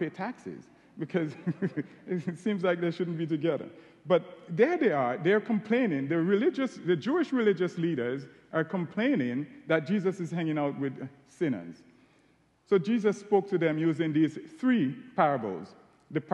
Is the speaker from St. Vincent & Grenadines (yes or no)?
yes; St. Vincent & Grenadines; accent: Caribbean; moved away as an adult; now in Ohio, United States; As you can tell from my accent, I'm Caribbean. I was born in a beautiful island called St. Vincent and the Grenadines.